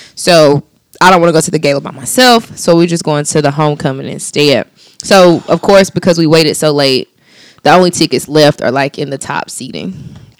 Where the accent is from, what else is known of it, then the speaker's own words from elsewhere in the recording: Anderson, South Carolina, United States; I'm from Anderson